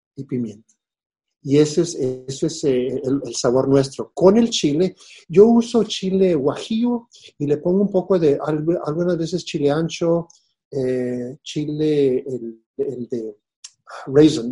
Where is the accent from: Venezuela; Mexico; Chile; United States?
United States; Texas; los pueblos indígenas de Texas eh, hemos mantenido la identidad